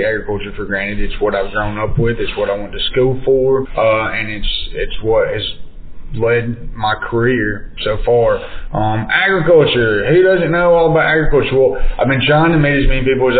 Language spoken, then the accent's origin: English; Limestone County, Alabama, United States; born and raised in Limestone County